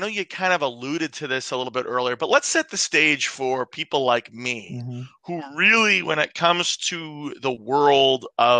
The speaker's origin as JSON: {"language": "English", "town": "Bear", "region": "Delaware", "country": "United States", "tie": "born or raised there", "moved": "yes", "lives_now": "Chicago, United States", "said": "where Ron and I grew up living in Bear, Delaware."}